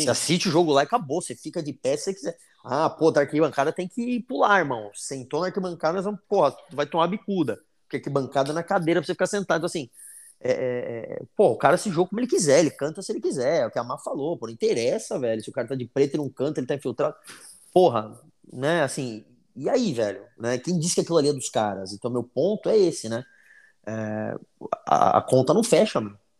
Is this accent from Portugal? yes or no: no; São Paulo, Brazil; nós como bons paulistas